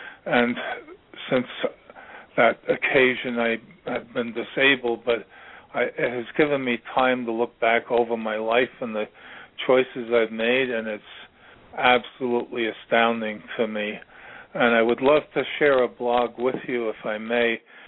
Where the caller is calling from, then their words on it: Virginia, United States; I'm calling from Virginia